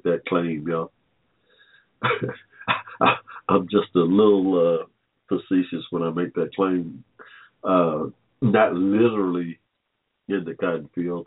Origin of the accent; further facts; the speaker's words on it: Hampton, Georgia, United States; also born or lived in Philadelphia; I was born here in 1945 in the middle of a cotton field in Hampton, Georgia